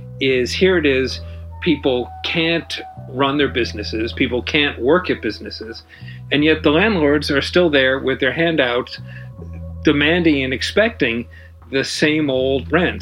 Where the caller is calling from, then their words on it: New York City, New York, United States; I'm speaking from New York City, where I've lived my entire adult life.